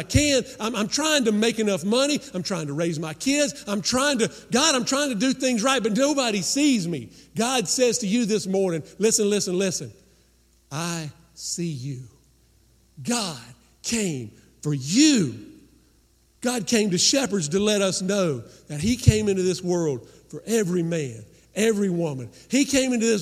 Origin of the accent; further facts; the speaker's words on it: Rutherfordton, North Carolina, United States; growing up in Rutherfordton, North Carolina, a little western North Carolina mountain town, red dirt